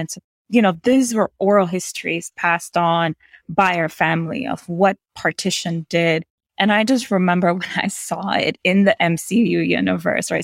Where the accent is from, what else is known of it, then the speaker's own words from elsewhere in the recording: New York City, New York, United States; I grew up in New York City around nine eleven.